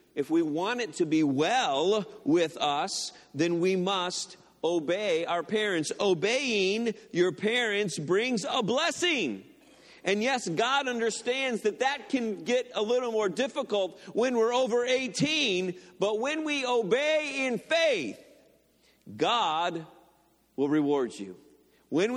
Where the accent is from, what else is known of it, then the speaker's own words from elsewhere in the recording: Detroit, Michigan, United States; now in Lorain County, Ohio, United States; I went to Henry Ford Community College in Dearborn. I'm from the Detroit area, so that's the college I went to.